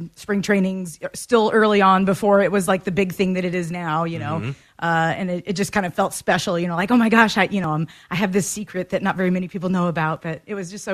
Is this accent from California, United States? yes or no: yes; Southern California, United States; now in Portland, United States; I grew up in Southern California.